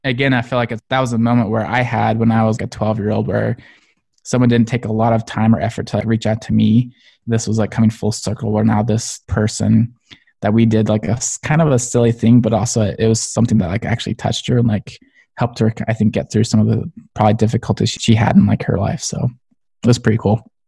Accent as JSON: {"language": "English", "town": "Springville", "region": "Utah", "country": "United States", "tie": "born or raised there", "said": "I grew up in Springville, Utah, kind of a smaller town"}